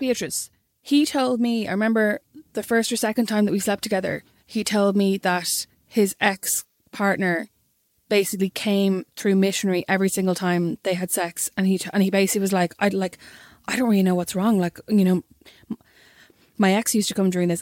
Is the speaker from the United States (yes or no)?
no; Kildare, Leinster, Ireland; I'm obviously from Kildare